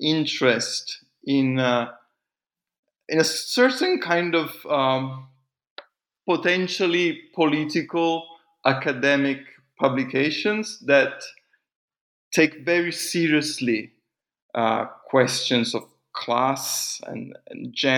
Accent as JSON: {"language": "English", "country": "Italy", "first_language": "it", "second_language": "English", "said": "I felt it was important to write in Italian. You know, it wasn't just a way of reconnecting with my mother tongue."}